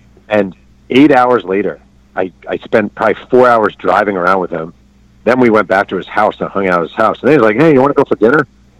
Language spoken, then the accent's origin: English; New York, United States; moved away as an adult; now in Southern California, United States; I'm a New Yorker